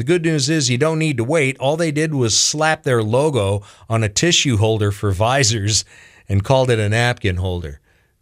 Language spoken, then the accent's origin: English; Washington, United States; now in Charlotte County, United States; Back in my home state of Washington